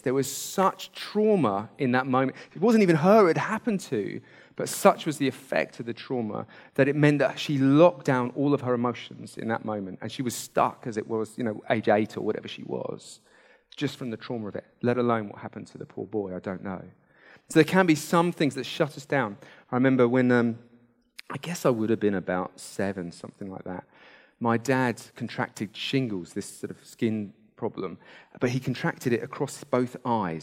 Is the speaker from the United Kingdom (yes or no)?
yes; United Kingdom; we're British